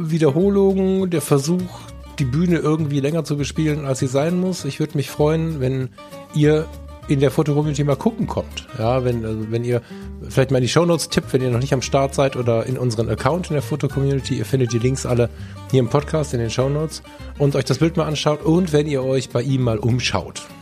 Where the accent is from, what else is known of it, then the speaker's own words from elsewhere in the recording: Düsseldorf, North Rhine-Westphalia, Germany; born there; ich bin auch in Düsseldorf geboren, bin ich trotzdem ein großer Fan von Köln.